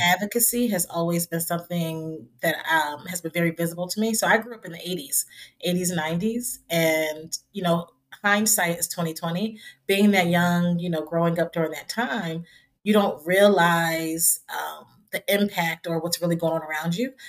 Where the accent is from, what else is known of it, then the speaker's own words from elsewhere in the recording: Trenton, New Jersey, United States; my hometown of Trenton, New Jersey